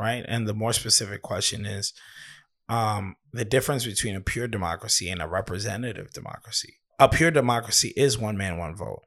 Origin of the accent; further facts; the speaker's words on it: United States; we're American